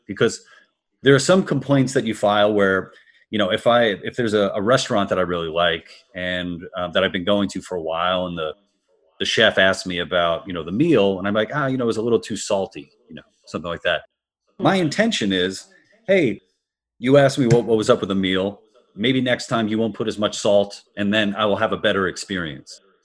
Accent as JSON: {"language": "English", "town": "New York City", "region": "New York", "country": "United States", "tie": "born or raised there", "said": "I'm from Queens, New York originally"}